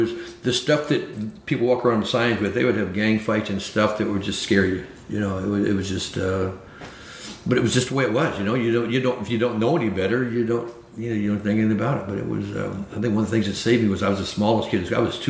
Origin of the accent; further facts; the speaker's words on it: Florence, Alabama, United States; born there; moved away; also born or lived in San Francisco; Yeah, I was born in Florence, Alabama, and so we came there to work and get a job in the projects.